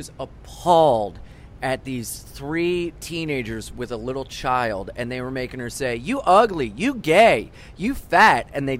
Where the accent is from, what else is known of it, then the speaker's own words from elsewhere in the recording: Wilmington, Delaware, United States; moved away as an adult; now in New York, United States; I was from Wilmington, Delaware